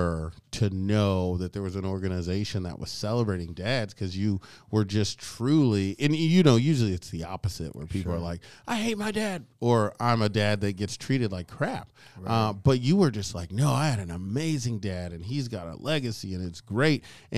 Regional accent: Oklahoma, United States; No, I'm from Oklahoma.

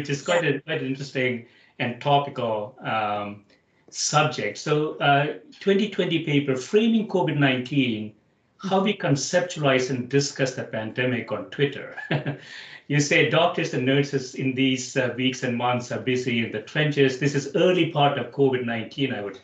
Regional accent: South India, India; now in United States; I grew up in India. I spent half my life in India and half my life in the US

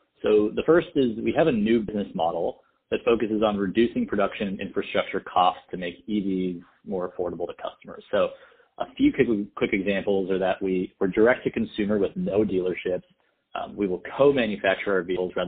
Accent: Canada; also born or lived in Montreal / Toronto; I grew up in Canada in a very multicultural environment

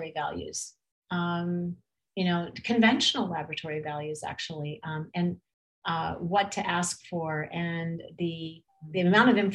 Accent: California, United States; I grew up in California

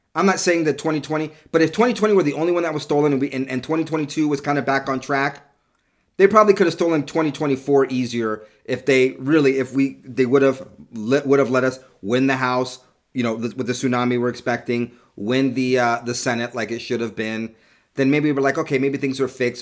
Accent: California, United States; also born or lived in New York; halfway through my childhood, I moved to, to California and grew up in California.

